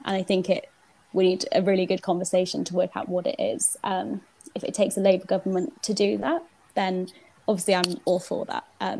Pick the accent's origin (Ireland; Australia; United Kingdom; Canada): United Kingdom; Wales; obviously I'm from Wales and have lived under a devolved government most of my life.